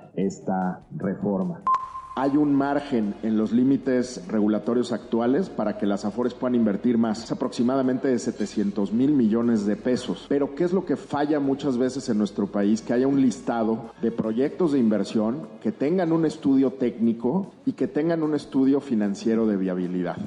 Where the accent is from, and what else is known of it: Mexico